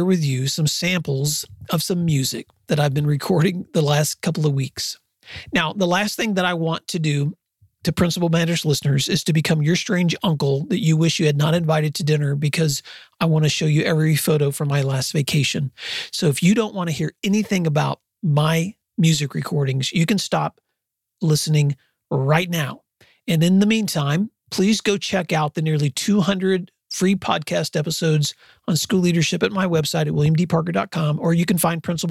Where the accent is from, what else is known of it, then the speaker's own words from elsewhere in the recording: West Tennessee, United States; moved away as an adult; now in Oklahoma, United States; I grew up in West Tennessee, and I have spent most of my adult life in Oklahoma